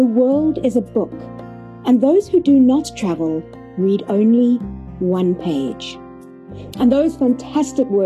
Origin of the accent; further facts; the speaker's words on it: Cape Town, Western Cape, South Africa; my hometown, Cape Town